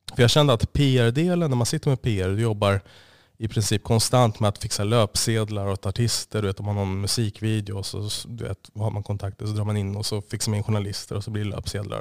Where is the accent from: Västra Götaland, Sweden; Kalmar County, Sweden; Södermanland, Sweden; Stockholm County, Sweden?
Stockholm County, Sweden; Stockholm; also born or lived in Osby, Skåne; jag är ursprungligen jag är från Stockholm. Född och uppvuxen. Det är största del i Stockholm.